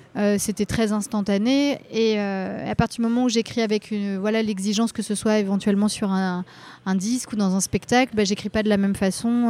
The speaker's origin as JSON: {"language": "French", "area": "Rennes metropolitan area", "region": "Brittany", "country": "France", "tie": "born or raised there", "moved": "as an adult", "lives_now": "Paris, France", "said": "je, suis née à Rennes. J'ai grandi dans, un petit, dans une petite ville dans la métropole rennaise et je suis restée dans ce coin-là jusqu'à mes 20 ans où après je suis arrivée à à Paris"}